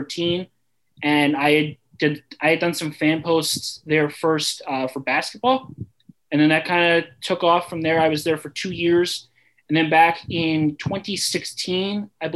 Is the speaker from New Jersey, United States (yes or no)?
yes; Bridgewater, New Jersey, United States; moved away as an adult; also born or lived in Missouri; originally I'm from New Jersey. I grew up in a town called Bridgewater